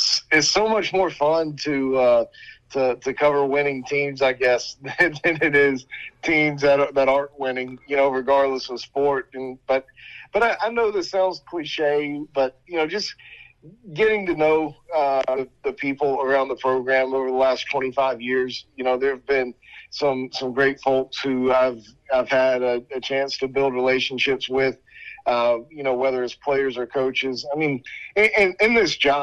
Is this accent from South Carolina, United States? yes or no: yes; Columbia, South Carolina, United States; born and raised in Columbia, went to Spring Valley High School